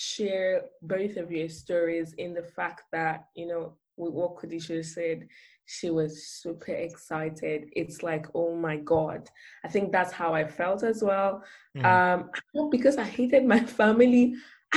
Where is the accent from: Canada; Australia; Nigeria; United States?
Nigeria; moved away as an adult; also born or lived in South Africa; growing up as a Nigerian, you have to be in boarding school